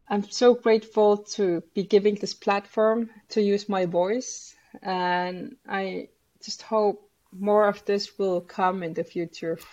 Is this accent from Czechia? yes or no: no; Greenland; I come from Greenland